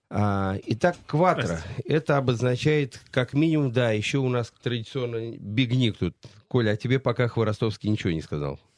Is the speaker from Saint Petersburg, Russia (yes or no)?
no; Saratov, Saratov Oblast, Russia; Я из Саратова